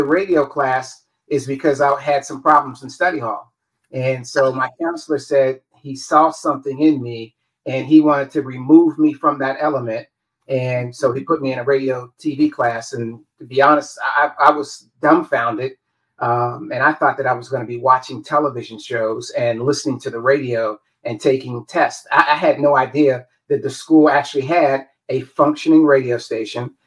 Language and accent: English; Wheeling, West Virginia, United States; moved away as an adult; also born or lived in Pittsburgh, Pennsylvania / Tallahassee / Dallas; now in Atlanta, United States; that little strip is a town called Wheeling, West Virginia. So that's where I was born. But I grew up claiming Pittsburgh